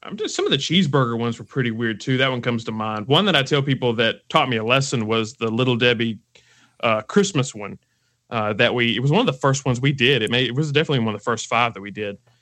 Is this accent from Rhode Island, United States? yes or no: no; Alabama, United States; I'm from Alabama. Uh, I've lived here my entire life